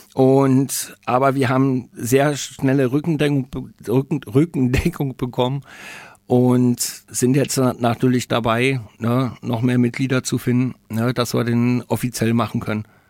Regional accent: Berlin, Germany; now in Nuremberg, Germany; ich komme selber aus Berlin, bin gebürtiger Berliner äh, Pankower.

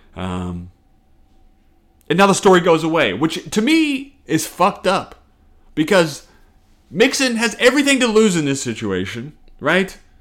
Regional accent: the South, United States; I grew up in the South, somewhat religious, up until like twelve.

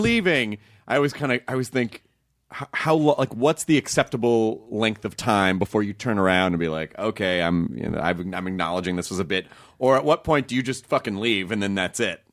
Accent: Memphis, Tennessee, United States; moved away; also born or lived in Kentucky; I grew up in Tennessee

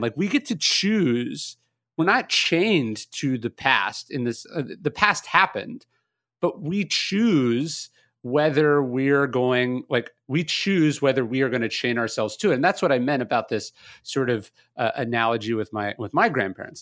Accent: California, United States; moved away; also born or lived in the South; I'm from California. I now live in the South

